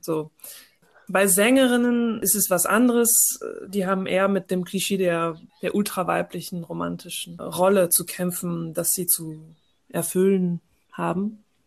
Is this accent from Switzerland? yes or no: no; France; moved away as an adult; now in Germany; ich bin in Frankreich geboren und aufgewachsen, habe eine deutsche Mutter und einen algerischen Vater